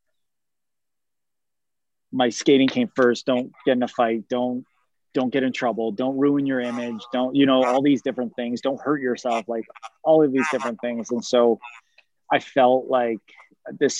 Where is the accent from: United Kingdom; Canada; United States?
Canada; growing up in Canada as a male figure skater at hockey rinks while I played hockey as well was very challenging at times.